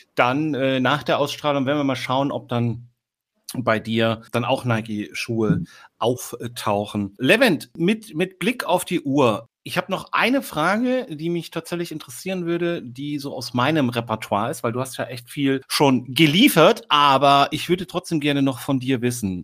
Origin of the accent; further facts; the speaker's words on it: Eisenach, Thuringia, Germany; moved away as an adult; now in Hamburg, Germany; Und ich bin tatsächlich am Fuße der Wartburg geboren und aufgewachsen.